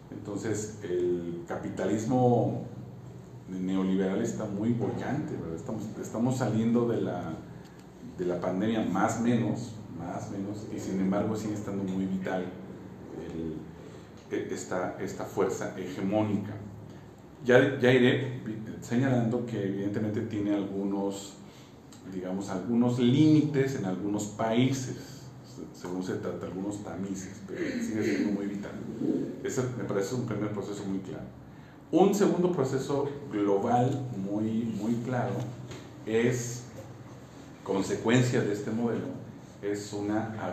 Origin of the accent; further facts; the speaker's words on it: Mexico; Brasil y México somos campeones de la desigualdad.